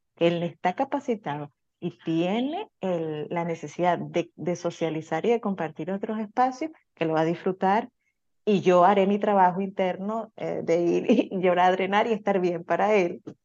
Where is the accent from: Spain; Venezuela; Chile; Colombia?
Venezuela; now in United States; Nosotros somos eh, inmigrantes, venimos de Venezuela